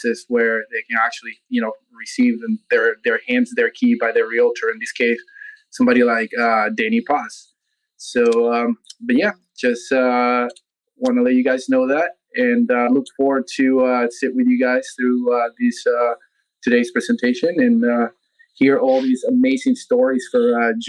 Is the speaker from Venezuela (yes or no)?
yes; Venezuela; now in United States; I'm originally actually from Venezuela